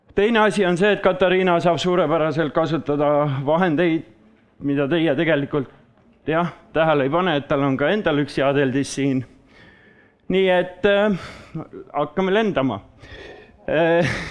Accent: Saare County, Estonia; now in Paide, Estonia; olen pärit Saaremaalt ja elu on toonud mind siis äh, Paidesse nüüd tänasel päeval

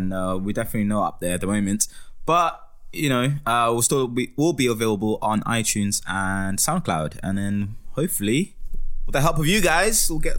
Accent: Jersey; moved away as an adult; also born or lived in South Africa / Eastern Cape, South Africa / Durban, South Africa / Kingston, England; now in London, United Kingdom; And then I moved to Jersey at the age of 9 or 10, and then spent most of my teen years in Jersey, a tiny island near England, between England and France.

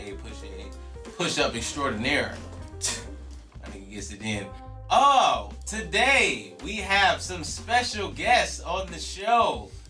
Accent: Chicago, Illinois, United States; Yes, I am from Chicago.

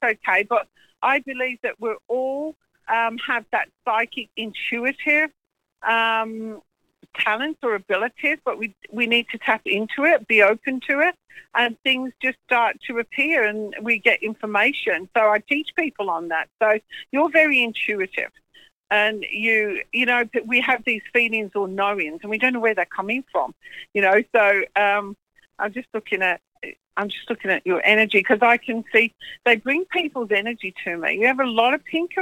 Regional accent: England, United Kingdom; now in New Zealand; I'm English. I live in New Zealand. Been there 39 years now.

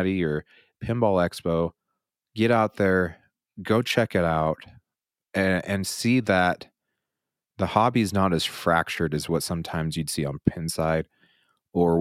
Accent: Utah, United States; I don't speak very well because I'm from Utah and we do not pronounce our T's

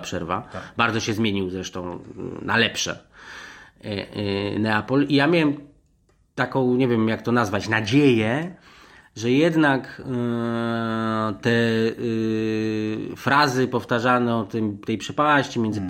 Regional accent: Poland; ja też się nie przyznawałem, że jestem z Polski nigdy

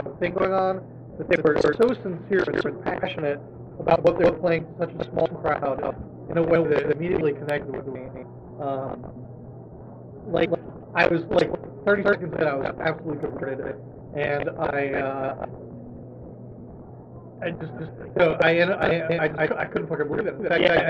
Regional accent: Gainesville, Florida, United States; also born or lived in Jacksonville / Long Island; I grew up here.

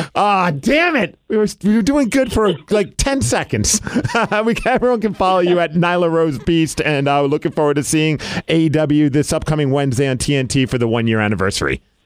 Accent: New York City, New York, United States; I grew up in Brooklyn

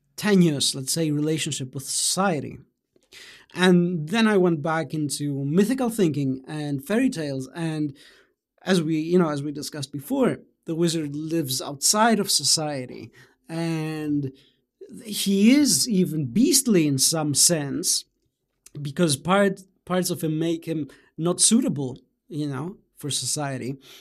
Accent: Greece; also born or lived in Germany; I was born in Greece and although I, uh, spent my childhood in Germany, I, you know, I then returned to my, uh, home country and, um, uh, you know, went to, uh, I, you know, I had the, the rest of primary school in Greece and then junior high in high school

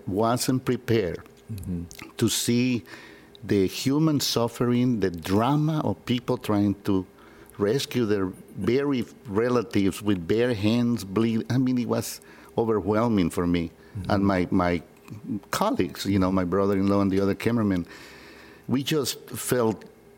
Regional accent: San Salvador, El Salvador; Born and raised in San Salvador, El Salvador

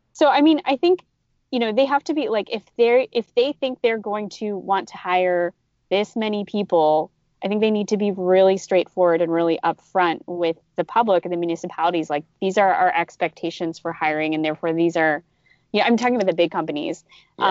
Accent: California, United States; as a Californian

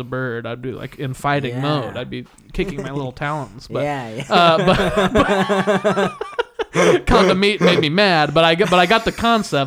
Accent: Midwest, United States; moved away; growing up in the Midwest. Again, that's my experience. That's where I grew up.

